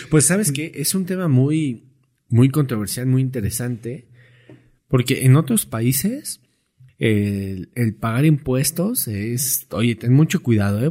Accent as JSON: {"language": "Spanish", "country": "Mexico", "said": "como mexicanos"}